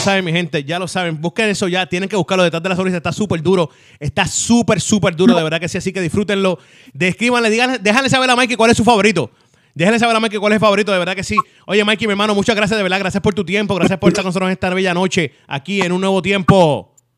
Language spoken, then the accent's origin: Spanish; Puerto Rico; así somos los boricuas